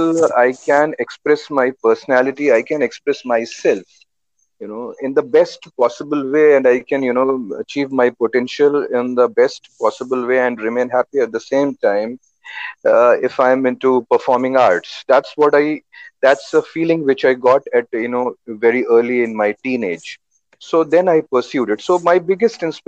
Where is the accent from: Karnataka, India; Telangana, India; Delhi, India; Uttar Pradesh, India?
Uttar Pradesh, India; I was born in Uttar Pradesh, and my family, everyone was like, in government jobs